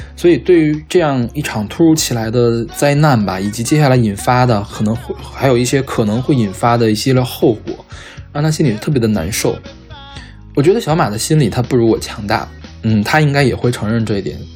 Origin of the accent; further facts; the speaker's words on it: Northeast China, China; moved away; also born or lived in Luoyang / Beijing; 虽然我们家现在搬到了洛阳，但我和我爸都是东北长大的，所以我们年夜饭是按照东北的习俗